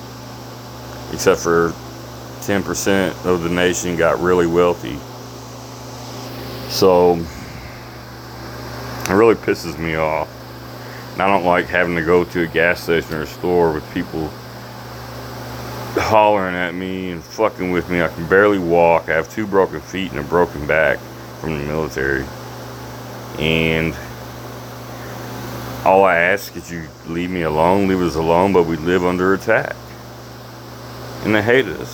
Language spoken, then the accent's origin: English; Louisville, Kentucky, United States; moved away as an adult; I'm from Louisville, Kentucky